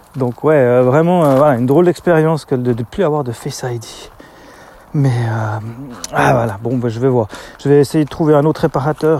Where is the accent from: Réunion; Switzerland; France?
Switzerland; chez nous en Suisse